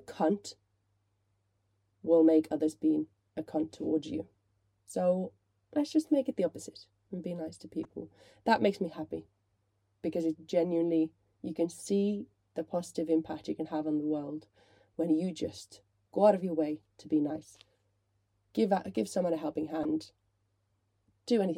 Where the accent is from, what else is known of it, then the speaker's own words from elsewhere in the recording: Finland; moved away; I grew up in Finland